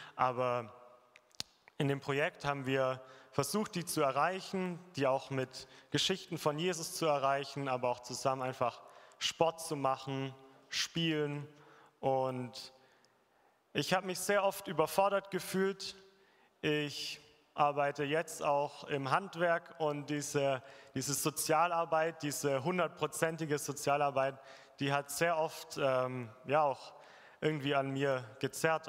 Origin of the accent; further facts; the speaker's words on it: Germany; bei uns in Deutschland